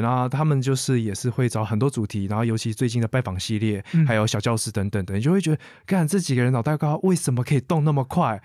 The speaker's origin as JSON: {"language": "Chinese", "area": "Shuangbei", "region": "Taipei–New Taipei area", "country": "Taiwan", "said": "身为一个双北人"}